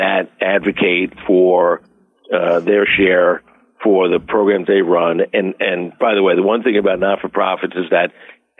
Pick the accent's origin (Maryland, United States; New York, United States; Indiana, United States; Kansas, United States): New York, United States; West Hempstead; now in Albany, United States; I grew up in West Hempstead with one of 12 kids